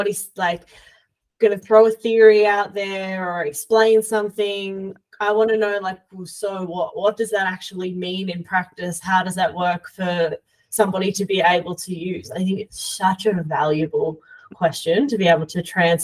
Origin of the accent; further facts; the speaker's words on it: Australia; as an Australian